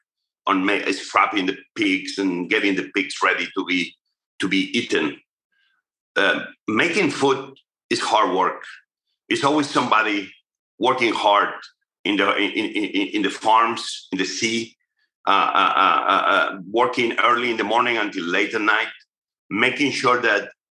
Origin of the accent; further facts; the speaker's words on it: near Barcelona, Catalonia, Spain; now in United States; my hometown near Barcelona, where I grew up